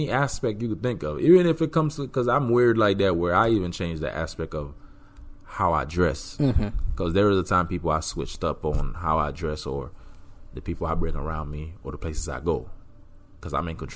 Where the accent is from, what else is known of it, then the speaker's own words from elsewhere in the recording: Miami, Florida, United States; I grew up in Miami